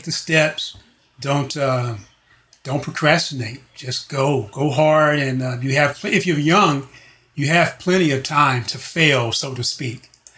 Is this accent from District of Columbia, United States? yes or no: yes; Washington, District of Columbia, United States; now in Los Angeles, United States; Washington, D.C.